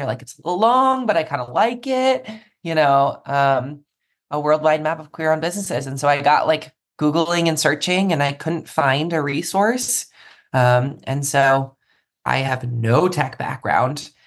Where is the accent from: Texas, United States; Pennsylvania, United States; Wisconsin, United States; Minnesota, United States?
Wisconsin, United States; Milwaukee; moved away; I went back home to Milwaukee, Wisconsin, which is where I'm from originally, the suburbs there